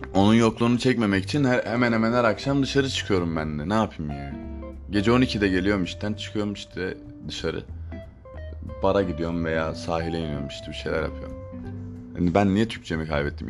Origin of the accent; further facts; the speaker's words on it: Adana, Turkey; Ben Adanalıyım